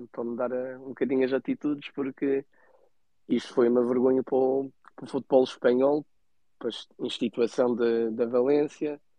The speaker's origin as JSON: {"language": "Portuguese", "region": "Azores", "country": "Portugal", "said": "até sou açoriano, não sou madeirense."}